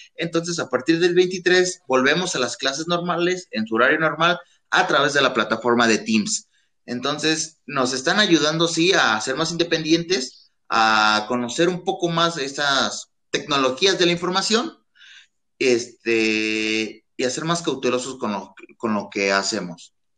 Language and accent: Spanish; Mexico; como estudiantes mexicanos